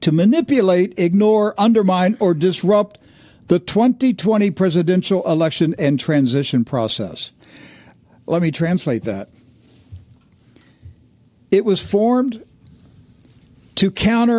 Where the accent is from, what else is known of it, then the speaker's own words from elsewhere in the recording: Maryland, United States; my home state, Maryland